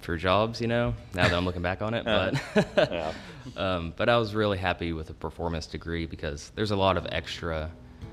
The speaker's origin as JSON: {"language": "English", "town": "Mount Sterling", "region": "Kentucky", "country": "United States", "tie": "born or raised there"}